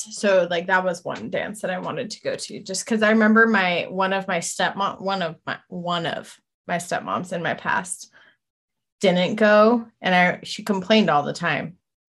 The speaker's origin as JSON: {"language": "English", "town": "Snohomish", "region": "Washington", "country": "United States", "tie": "born or raised there", "said": "I'm, you know, I grew up in Snohomish"}